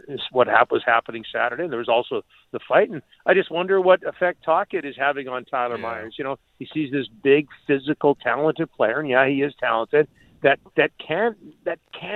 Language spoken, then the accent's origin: English; Canada; I'm as proud a Canadian as there can be